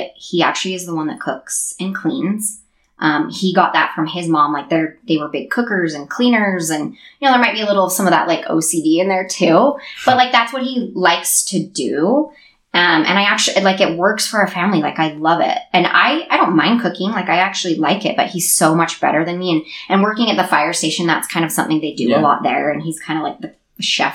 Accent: Sandy, Utah, United States; I grew up in Sandy

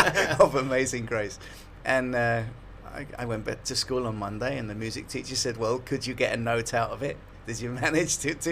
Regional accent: Liverpool, North West England, United Kingdom; moved away as an adult; Liverpool, and yeah, I grew up there.

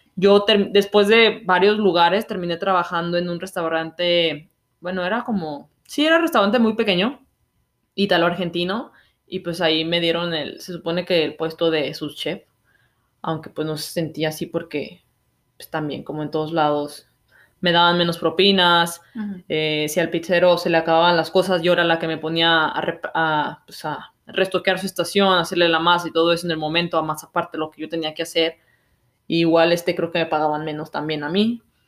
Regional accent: Mexico; moved away as an adult; now in Canada; Como mexicano

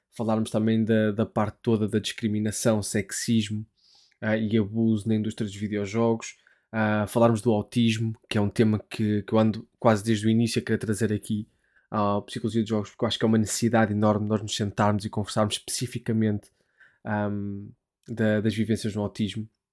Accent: Portugal; moved away as an adult; now in United Kingdom

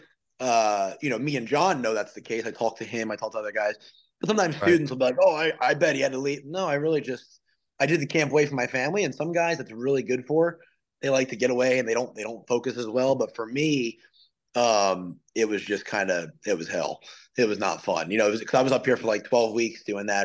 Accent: New Jersey, United States; moved away as an adult; also born or lived in South Carolina / Wilmington, North Carolina; I'm from New Jersey originally, but I left there right about the time I went to college

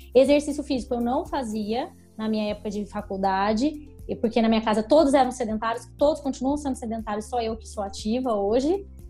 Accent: Taubaté, São Paulo, Brazil; also born or lived in Belo Horizonte; Eu nasci em Belo Horizonte, mas eu fiquei muito pouco tempo lá, já vim para Taubaté, então eu vivi a vida inteira em Taubaté.

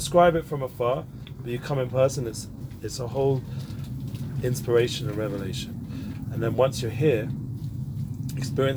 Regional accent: London, United Kingdom; now in Israel; I grew up in London, North London, Northwest London, for those who are more familiar, in Edgware

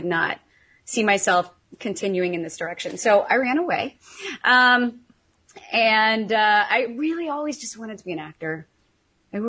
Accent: Missouri, United States; moved away as an adult; also born or lived in California / France / Russia / Greece; I was born and raised in Missouri

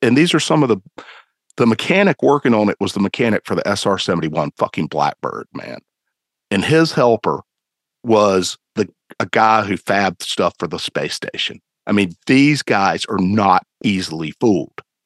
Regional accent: Greensboro, North Carolina, United States; I'm from Greensboro

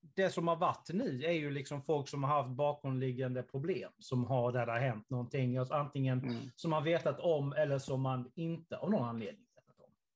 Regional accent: Karlshamn, Blekinge, Sweden; Karlshamn där jag kommer ifrån

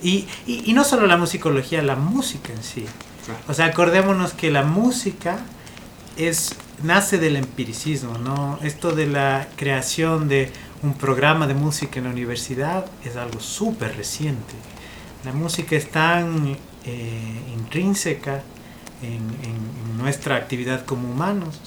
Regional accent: Ibarra, Imbabura, Ecuador; also born or lived in Edinburgh, Scotland; soy de Ibarra

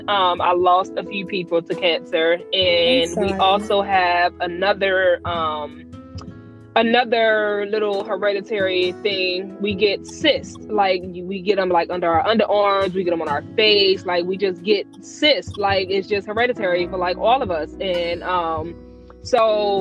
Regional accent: New Jersey, United States; moved away as an adult; also born or lived in Georgia; now in Atlanta, United States; I'm actually from Jersey

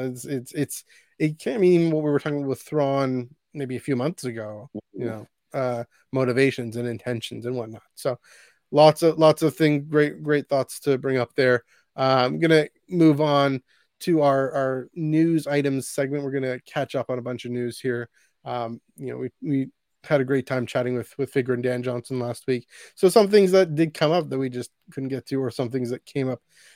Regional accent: Canada; as a Canadian

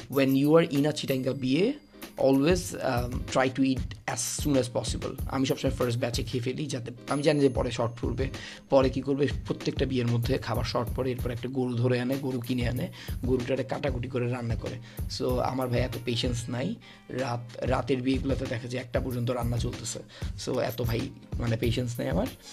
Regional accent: Chittagong, Chittagong Division, Bangladesh; আমি চট্টগ্রামের

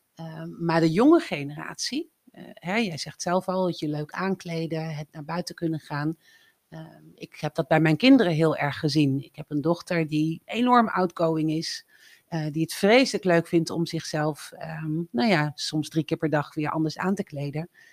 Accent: Drenthe, Netherlands; moved away as an adult; also born or lived in Breda; opgegroeid in Drenthe, op het platteland, op mijn 18e verhuisd naar Breda

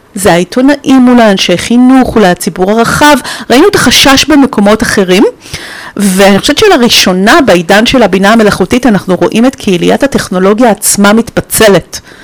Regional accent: Romania; moved away; אני נולדתי בשנות ה-70 בקומוניזם, ברומניה

